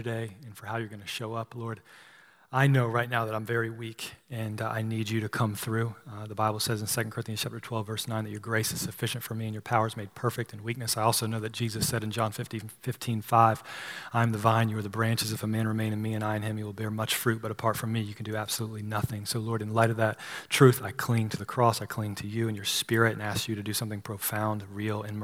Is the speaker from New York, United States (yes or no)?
no; Apex, North Carolina, United States; I grew up here in the Triangle area. And as a young lad, I went to Apex Baptist Church